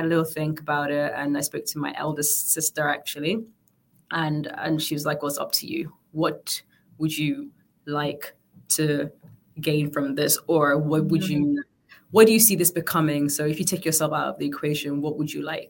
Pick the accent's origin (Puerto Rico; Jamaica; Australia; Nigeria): Nigeria; Northern Nigeria; also born or lived in Sierra Leone; now in London, United Kingdom; I was born in London, but I grew up in Nigeria